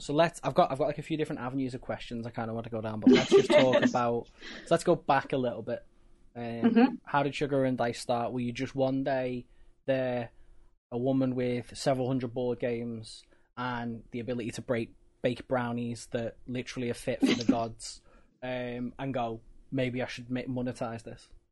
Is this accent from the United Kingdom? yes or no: yes; United Kingdom; we're British